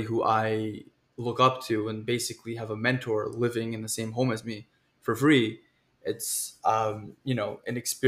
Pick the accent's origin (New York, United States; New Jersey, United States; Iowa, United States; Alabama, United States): New York, United States; New York City; I'm from Queens, New York, QR Hills, born and raised, Queens boy